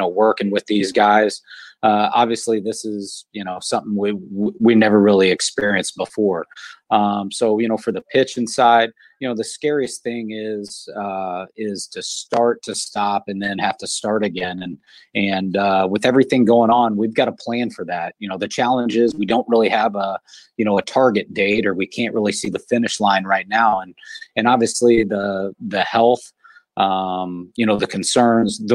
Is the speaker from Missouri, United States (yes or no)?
yes; Kansas City, Missouri, United States; moved away; Growing up in Kansas City, you know, I was a Royals fan.